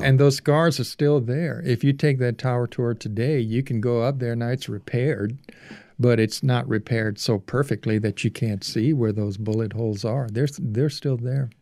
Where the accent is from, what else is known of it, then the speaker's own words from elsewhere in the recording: Cajun Louisiana, United States; I was, uh, uh, nine years old, growing up in Cajun, Louisiana.